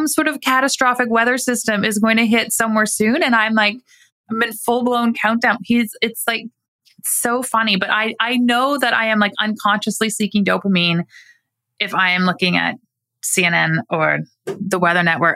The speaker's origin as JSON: {"language": "English", "country": "Canada", "said": "I'm Canadian"}